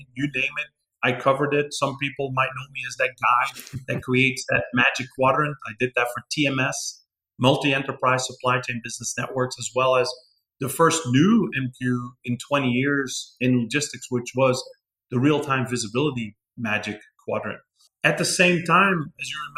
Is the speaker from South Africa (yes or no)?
no; Antwerp, Flanders, Belgium; moved away as an adult; now in Texas, United States; I'm from Antwerp, second largest port in Europe, the largest exporting port in Europe. That is my hometown